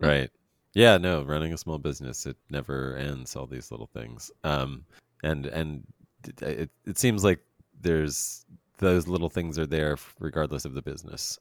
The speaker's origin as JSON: {"language": "English", "region": "Pennsylvania", "country": "United States", "tie": "born or raised there", "said": "we don't do grapes very well in Pennsylvania"}